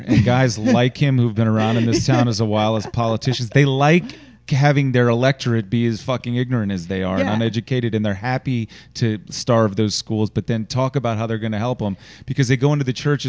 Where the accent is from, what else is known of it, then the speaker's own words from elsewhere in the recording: Richmond, Virginia, United States; I am a native, like I grew up on Gray Street in Church Hill